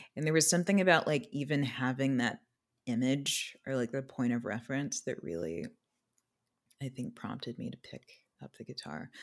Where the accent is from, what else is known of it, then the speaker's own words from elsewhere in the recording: Anchorage, Alaska, United States; moved away; I also spent the early part of my childhood in Alaska. I was born in Anchorage